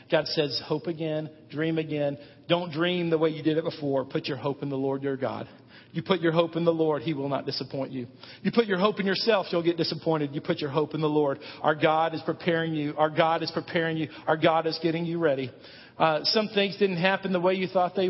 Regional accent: United States; We are Americans. We are American men.

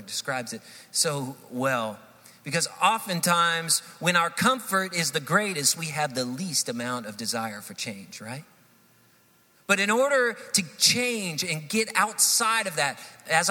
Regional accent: Hendersonville, United States; moved away as an adult; also born or lived in Texas; We grew up here in Hendersonville, and we decided to move from Texas, where we had served for about 12 years in ministry there, and we decided to move back to Hendersonville

